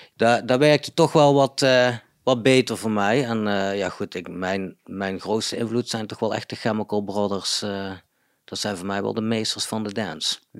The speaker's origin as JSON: {"language": "Dutch", "town": "Budel", "region": "North Brabant", "country": "Netherlands", "tie": "born or raised there", "moved": "yes", "lives_now": "Eindhoven, Netherlands", "said": "Budel ben ik opgegroeid. Wel in Eindhoven geboren"}